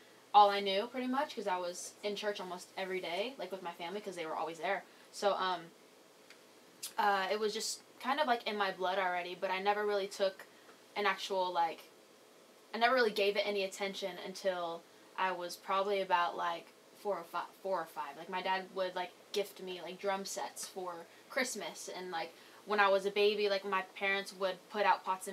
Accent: Lodi, California, United States; I'm from a small town called Lodi, California. It's in Northern California in between a town called Stockton and Sacramento

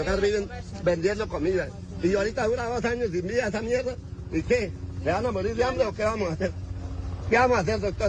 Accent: Pajarito, Boyacá, Colombia; yo soy de Pajarito y nosotros en Pajarito vivimos del comercio

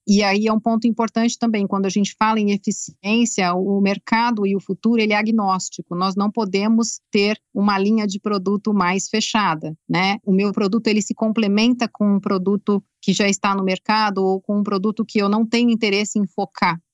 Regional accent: Brazil; como brasileira

